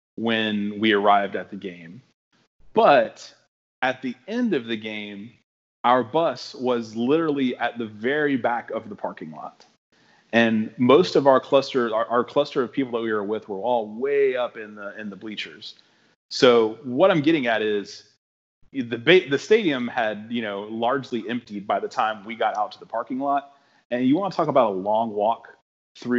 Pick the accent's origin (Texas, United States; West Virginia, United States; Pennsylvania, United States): Texas, United States; Houston; I'm from Houston